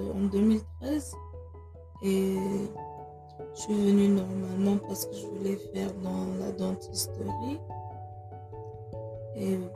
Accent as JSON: {"language": "French", "country": "Germany", "tie": "born or raised there", "moved": "as an adult", "lives_now": "United States", "said": "en tant qu'Africaine, j'ai grandi en Europe, plus précisément en Allemagne. Je suis née en Allemagne."}